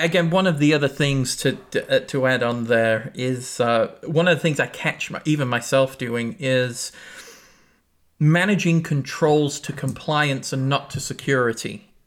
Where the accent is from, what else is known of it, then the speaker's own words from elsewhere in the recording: England, United Kingdom; now in United States; I grew up in England